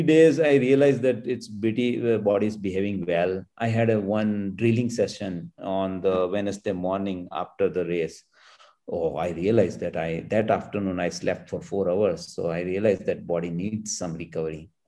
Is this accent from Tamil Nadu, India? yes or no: no; Gujarat, India; now in Bangalore, India; my hometown villages